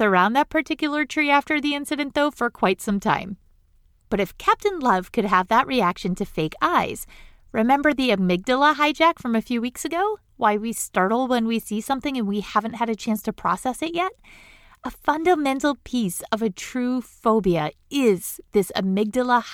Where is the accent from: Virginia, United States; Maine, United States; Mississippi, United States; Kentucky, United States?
Maine, United States; The State Farm Arson Detection School is in my home state of Maine